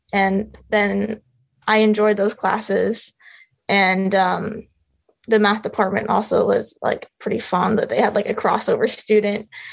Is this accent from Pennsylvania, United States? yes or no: no; Phoenix, Arizona, United States; moved away as an adult; also born or lived in Rhode Island; I grew up in Phoenix, Arizona, which as you know has no water really